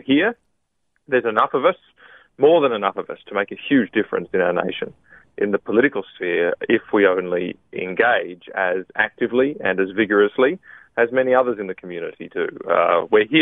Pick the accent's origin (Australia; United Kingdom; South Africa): Australia; Queensland; moved away; I am a Queenslander